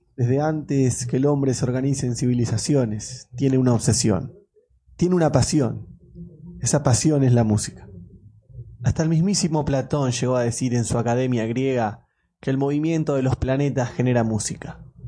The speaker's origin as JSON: {"language": "Spanish", "country": "Argentina", "said": "Yo soy de Argentina"}